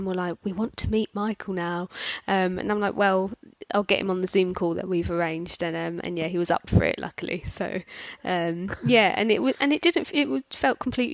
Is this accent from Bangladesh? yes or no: no; London, United Kingdom; now in Bedfordshire, United Kingdom; I'm from South London originally, and I've moved where I am now, which is Bedfordshire